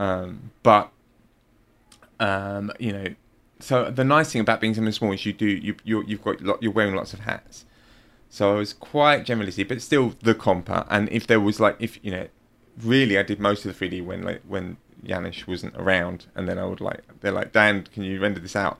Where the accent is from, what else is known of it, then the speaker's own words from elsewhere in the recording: London, United Kingdom; moved away; also born or lived in Rome, Italy; I'm from London